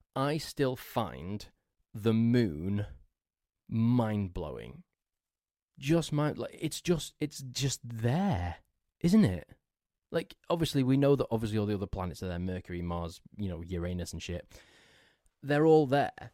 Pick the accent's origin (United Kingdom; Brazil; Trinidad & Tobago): United Kingdom; England; I'm English